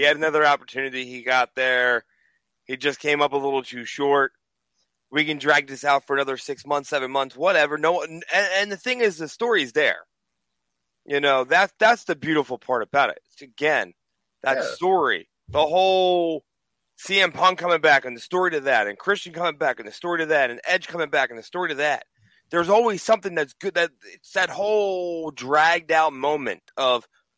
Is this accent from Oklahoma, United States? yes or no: no; Orlando, Florida, United States; I'm from Orlando